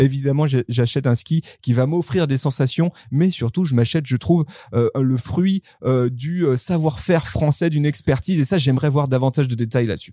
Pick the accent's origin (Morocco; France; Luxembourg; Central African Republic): France; near Sallanches, Savoie, Auvergne-Rhône-Alpes; je suis au Savoyard, voire même je suis à côté. Je suis, je viens d'à côté de Salange